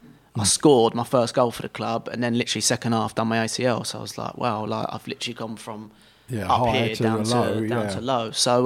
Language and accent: English; England, United Kingdom; And obviously being English, I wanted to play as high as I could in England.